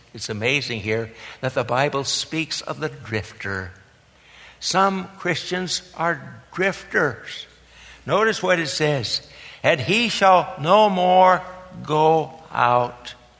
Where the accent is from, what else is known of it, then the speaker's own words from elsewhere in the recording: Harlan, Iowa, United States; moved away; my native state, the hill country of southwestern Iowa